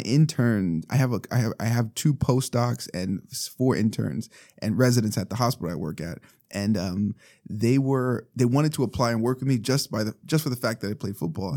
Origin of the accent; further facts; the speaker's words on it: Los Angeles, California, United States; we're from East Los Angeles